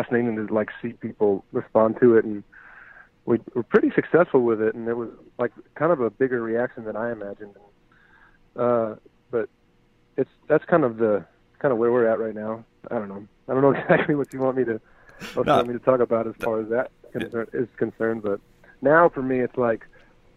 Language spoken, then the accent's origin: English; Kalamazoo, Michigan, United States; moved away as an adult; also born or lived in Chicago, Illinois / Nashville, Tennessee; I was born in Chicago. I grew up in Kalamazoo, Michigan